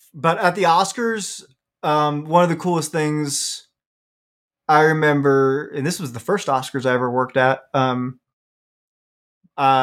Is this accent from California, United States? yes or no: no; Washington, District of Columbia, United States; also born or lived in Los Angeles; now in Phoenix, United States; I grew up in Washington, D.C.